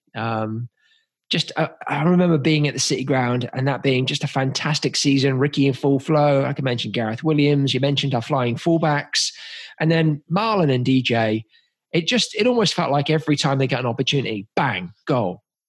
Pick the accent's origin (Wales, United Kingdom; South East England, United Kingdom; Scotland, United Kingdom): South East England, United Kingdom; Oxford; moved away; I'm from Oxford originally